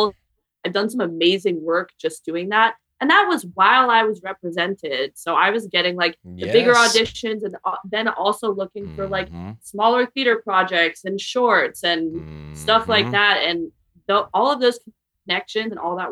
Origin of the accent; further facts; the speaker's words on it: New York, United States; moved away; also born or lived in Vermont / Philadelphia; I'm from New York